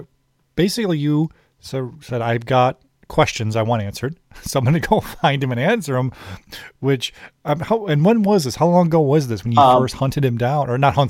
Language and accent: English; Chicago, Illinois, United States; I'm from Chicago